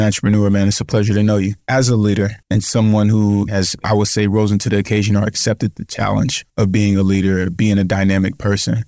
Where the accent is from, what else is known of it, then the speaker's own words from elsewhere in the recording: United States; I grew up in foster care in the States from nine months until I was eighteen